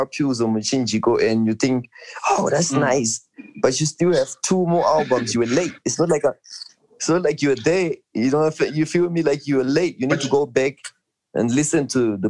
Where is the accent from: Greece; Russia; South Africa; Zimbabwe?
Zimbabwe; I'm from Cheetah